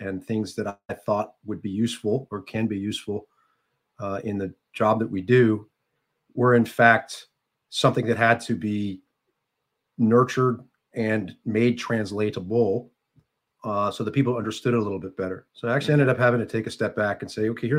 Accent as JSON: {"language": "English", "town": "Silver Spring", "region": "Maryland", "country": "United States", "said": "I'm from Silver Spring, Maryland"}